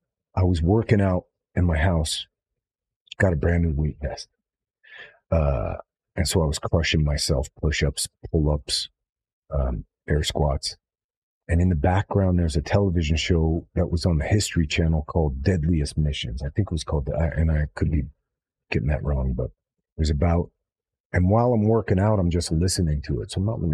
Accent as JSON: {"language": "English", "town": "Los Angeles", "region": "California", "country": "United States", "tie": "born or raised there", "said": "I grew up in Hollywood, so my parents were in the film business"}